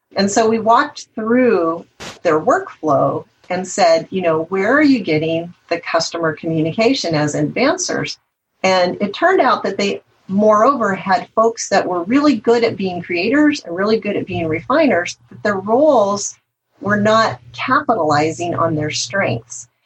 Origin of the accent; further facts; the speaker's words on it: the Northwest, Pacific Northwest, United States; I'm from the Northwest